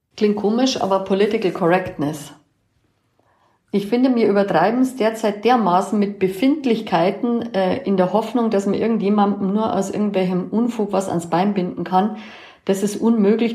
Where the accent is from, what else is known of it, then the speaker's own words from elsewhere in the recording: Bavarian and Allgäu native, Germany; als Bayer und Allgäuer